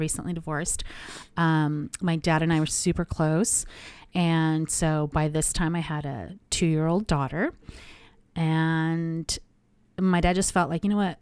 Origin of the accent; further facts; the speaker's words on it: Anaheim, California, United States; born and raised in Anaheim